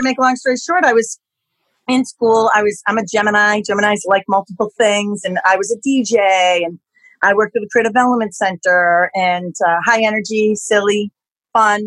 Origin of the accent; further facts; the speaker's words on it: Waltham, Massachusetts, United States; Waltham, Mass. Yeah, I'm a Boston-based girl.